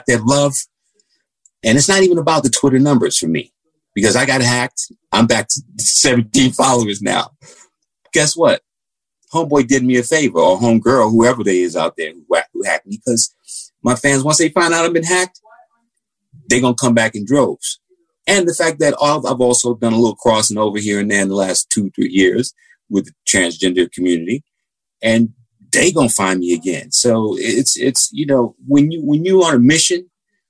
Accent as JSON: {"language": "English", "country": "United States", "tie": "born or raised there", "said": "Growing up in America"}